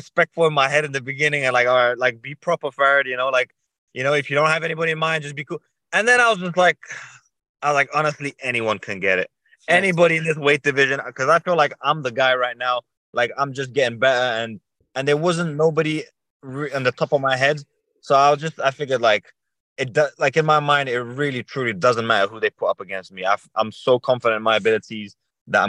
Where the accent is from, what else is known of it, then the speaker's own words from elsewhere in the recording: London, United Kingdom; I grew up in London. Yeah, I grew up in London.